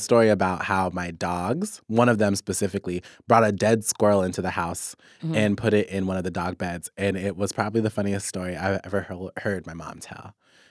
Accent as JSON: {"language": "English", "region": "Kansas", "country": "United States", "said": "we're from Kansas"}